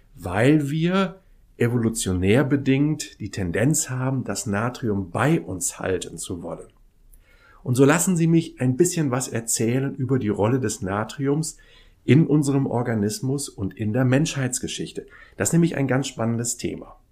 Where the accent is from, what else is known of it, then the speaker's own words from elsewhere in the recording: Kiel, Schleswig-Holstein, Germany; bin in Kiel ja groß geworden